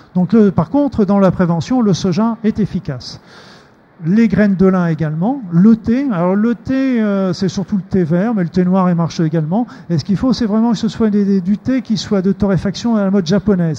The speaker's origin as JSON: {"language": "French", "region": "Normandy", "country": "France", "said": "je suis normand"}